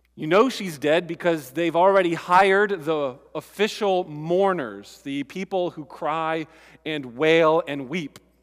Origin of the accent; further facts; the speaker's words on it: United States; I'm American